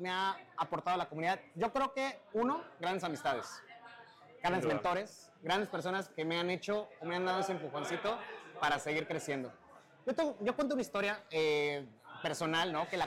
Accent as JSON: {"language": "Spanish", "country": "Mexico", "said": "Eh, yo vengo desde México, me hice día y medio para llegar a Córdoba."}